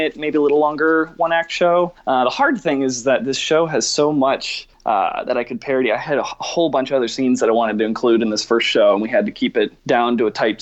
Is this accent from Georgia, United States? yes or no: yes; Atlanta, Georgia, United States; Atlanta's my hometown too